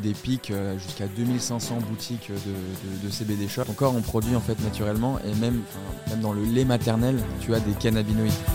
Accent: south of France, France; also born or lived in Colombia; Je suis originaire du sud de la France

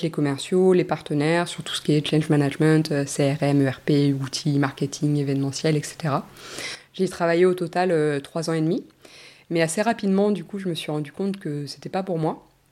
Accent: Normandy, France; moved away as an adult; also born or lived in Australia; je suis née en Normandie, j'ai grandi en Normandie pendant 20 ans

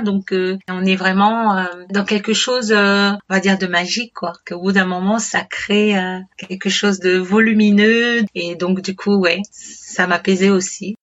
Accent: Martinique; je suis originaire de la Martinique

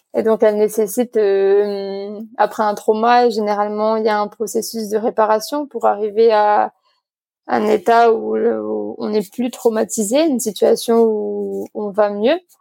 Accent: Nouméa, South Province, New Caledonia; also born or lived in Canada; Je suis née ici euh, en Nouvelle-Calédonie, à Nouméa, il y a 25 ans.

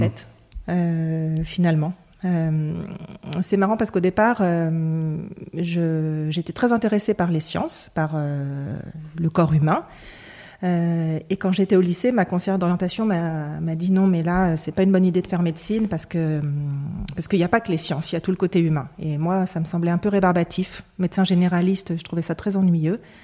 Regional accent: Lyon, Auvergne-Rhône-Alpes, France; je suis lyonnaise, j'ai toujours vécu à Lyon

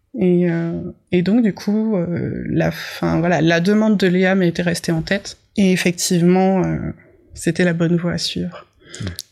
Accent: Bourgogne-Franche-Comté, France; j'ai grandi dans le Morvan

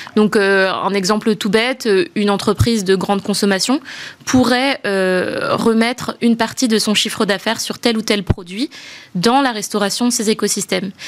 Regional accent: Madagascar; moved away as an adult; also born or lived in France; je suis née à Madagascar. Euh, j'ai grandi là-bas et, euh, et, je suis venue faire mes études d'école de commerce en France

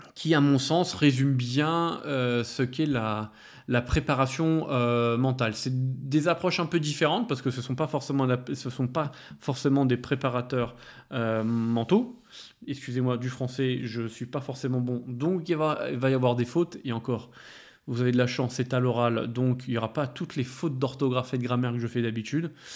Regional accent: France; je suis français

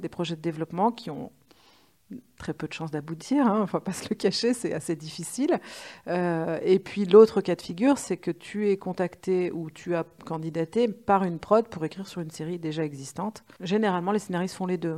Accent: Lyon, Auvergne-Rhône-Alpes, France; moved away; je venais de Lyon

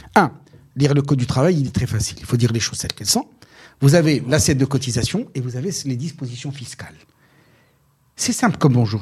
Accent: Morocco; chez nous au Maroc

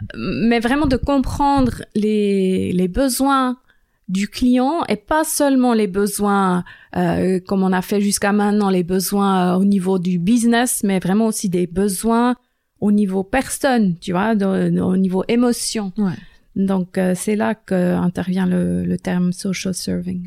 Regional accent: Bern, Switzerland; French is a second language; moved away as an adult; now in Lausanne, Switzerland; je suis née à Berne, grandi à Berne

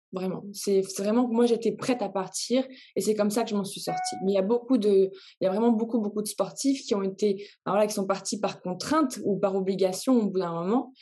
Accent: Réunion; je viens de la Réunion

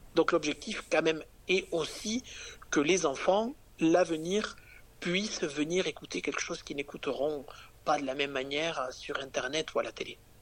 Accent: Capvern, Occitania, France; also born or lived in Tarbes / Paris; je viens quand même euh, des Hautes-Pyrénées, je viens d'un petit village

